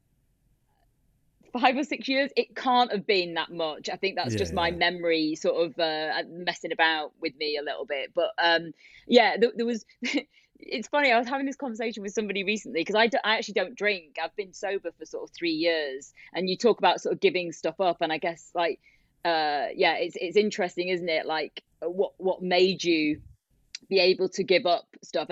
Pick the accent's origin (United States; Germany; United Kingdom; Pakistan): United Kingdom; Warrington, North West England; So I grew up in the Northwest